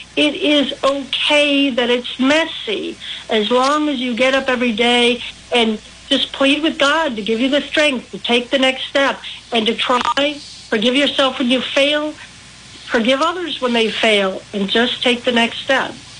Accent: Milwaukee, Wisconsin, United States; accent: Milwaukee; also born or lived in central Illinois; now in Illinois, United States; I grew up in Milwaukee

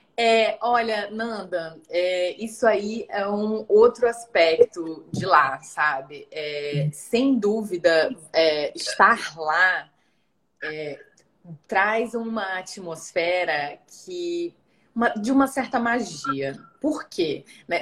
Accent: São Luís, Maranhão, Brazil; moved away; also born or lived in Rio de Janeiro; morei quase a minha vida toda numa cidade quente, perto da linha do Equador, né? Então, assim, São Luís, onde eu nasci, é bem quente

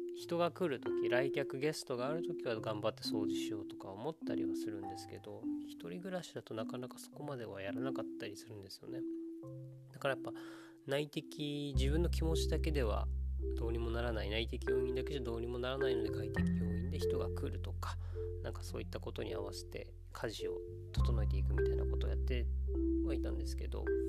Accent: Okinawa, Japan; 僕が沖縄出身で、やっぱ沖縄だとやっぱカツカツでっていう人たちをいっぱい見てきてます

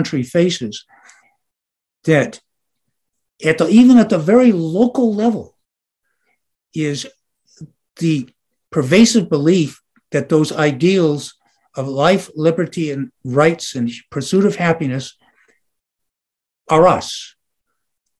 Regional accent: Detroit, Michigan, United States; moved away; also born or lived in Jackson County, Illinois; since I was a kid growing up in Detroit

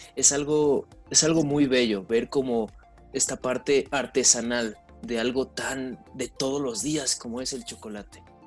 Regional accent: Mexico; nuestras raíces indígenas como mexicanos

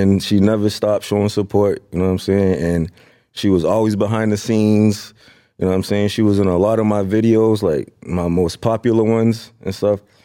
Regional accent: Lynn, Massachusetts, United States; I'm from Lynn, Sin City

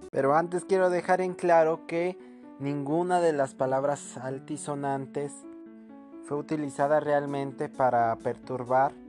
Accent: Mexico

